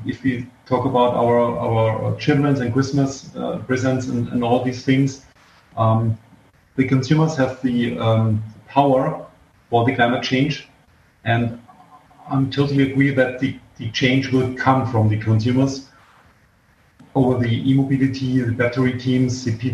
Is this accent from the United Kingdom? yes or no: no; South Germany, Germany; I was born in South Germany